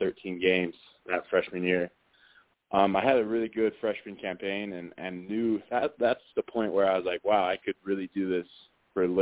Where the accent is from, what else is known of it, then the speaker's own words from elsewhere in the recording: Utah, United States; I grew up in Utah watching BYU football